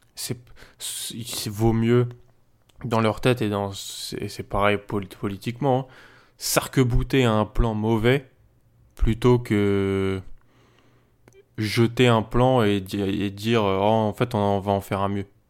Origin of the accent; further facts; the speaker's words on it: France; chez nous, en France